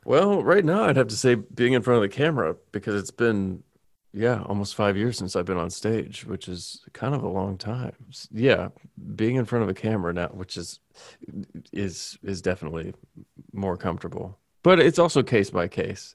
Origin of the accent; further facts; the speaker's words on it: Bowling Green, Kentucky, United States; moved away as an adult; also born or lived in New York; I was born and raised in Kentucky